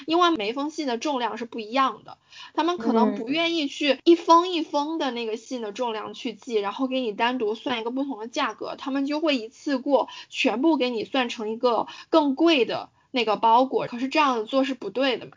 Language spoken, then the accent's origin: Chinese; China; moved away as an adult; now in United Kingdom; 我们家是住在一个大学旁边的